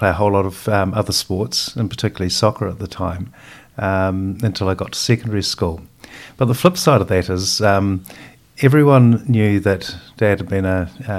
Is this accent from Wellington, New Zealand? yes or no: no; Christchurch, Canterbury, New Zealand; moved away as an adult; also born or lived in United Kingdom; I was born and bred in Christchurch and part of a family of 10 children, of which 8 are girls.